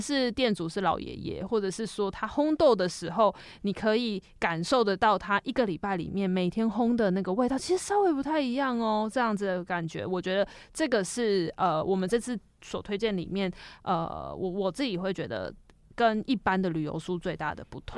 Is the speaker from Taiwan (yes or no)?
yes; Taiwan; 我们身为台湾人